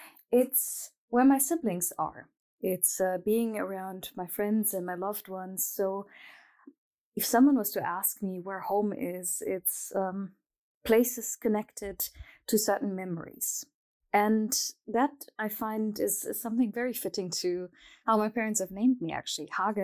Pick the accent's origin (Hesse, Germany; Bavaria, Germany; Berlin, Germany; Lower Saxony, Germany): Hesse, Germany; Frankfurt; first language German; English is a second language; I was born and raised in Frankfurt am Main, actually, but my parents were not. My parents were actually from Egypt, and they came to Germany during a time where Germany had a labor shortage